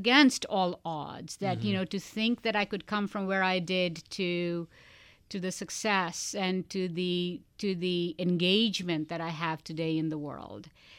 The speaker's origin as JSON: {"language": "English", "country": "India", "tie": "born or raised there", "said": "something else people don't know about me is I spent 14 years as a classically trained dancer growing up in India."}